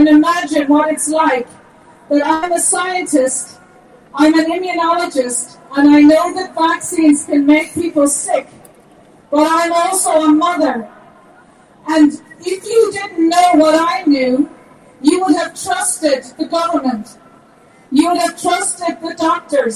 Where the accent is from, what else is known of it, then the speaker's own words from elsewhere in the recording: Tipperary, Munster, Ireland; I'm from Tipperary. I grew up in a little farm up Tip. I'm from Ireland.